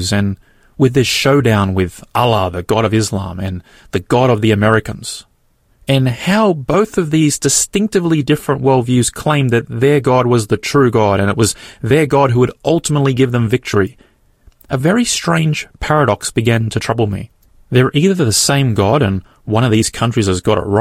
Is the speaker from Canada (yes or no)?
no; Australia; I'm born here in Australia